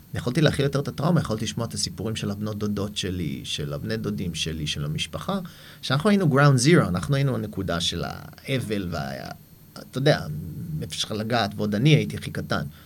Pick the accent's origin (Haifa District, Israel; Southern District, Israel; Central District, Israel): Haifa District, Israel; Haifa; moved away as an adult; also born or lived in New York, United States; גדלתי בחיפה